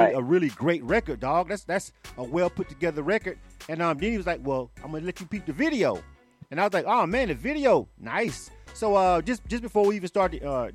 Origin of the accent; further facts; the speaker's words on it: Panama City, Florida, United States; moved away as an adult; now in Atlanta, United States; I'm born and raised in Panama City. So that's my hometown.